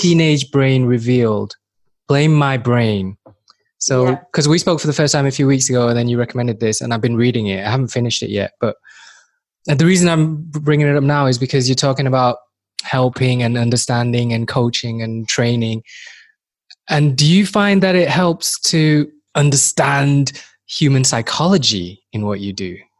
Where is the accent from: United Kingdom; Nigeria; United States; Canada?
United Kingdom; Manchester, North West England; moved away as an adult; also born or lived in Far East / Newcastle; now in Helsinki, Finland; I was born in Far East. I grew up in Manchester, England, and most people see me as a mank as a Mancunian